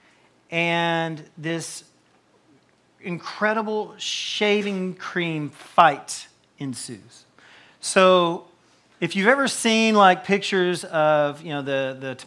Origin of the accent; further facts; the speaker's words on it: Tennessee, United States; moved away as an adult; now in Campbellsville, United States; I was from Tennessee, and I only knew a few people up here